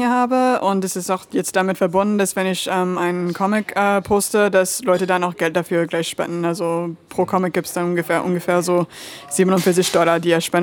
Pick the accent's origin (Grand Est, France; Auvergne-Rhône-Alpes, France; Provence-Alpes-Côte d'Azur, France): Auvergne-Rhône-Alpes, France; Lyon; moved away as an adult; now in Berlin, Germany; Äh, ich würde sagen aus Lyon. Also da habe ich äh, die meiste Zeit ähm, in meinem Leben verbracht, äh, so als Kind und dann auch wieder an der Uni.